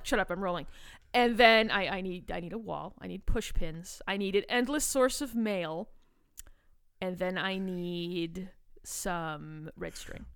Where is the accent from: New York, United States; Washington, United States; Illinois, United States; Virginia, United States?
Illinois, United States; Chicago; I'm from Chicago